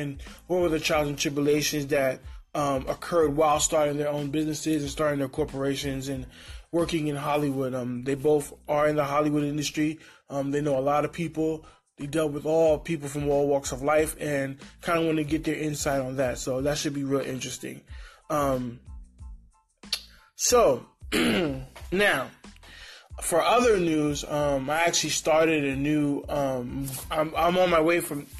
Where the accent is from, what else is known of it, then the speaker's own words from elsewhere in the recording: Honduras; There are Black people that are from Latin America, like myself. I'm from Honduras.